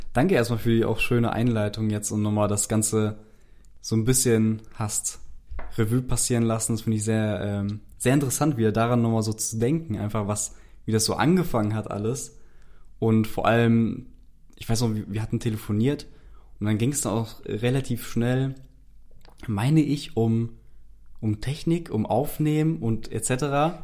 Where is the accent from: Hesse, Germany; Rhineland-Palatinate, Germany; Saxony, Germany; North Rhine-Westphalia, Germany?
Hesse, Germany; Frankfurt; moved away as an adult; now in Cologne, Germany; Ich komme ja eigentlich aus Frankfurt ursprünglich